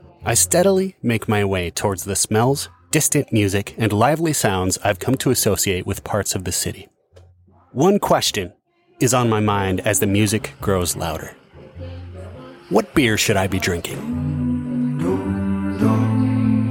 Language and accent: English; Iowa, United States; Growing up in Iowa